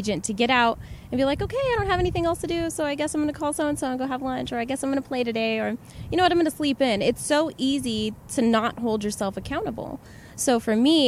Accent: Tucson, Arizona, United States; It's my hometown

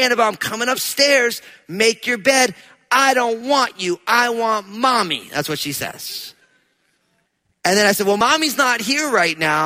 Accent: New Jersey, United States; I'm from New Jersey

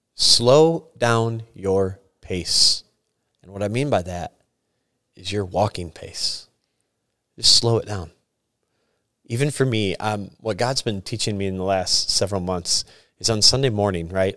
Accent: Sturgis, United States; moved away; I am from Sturgis. This was my church I grew up

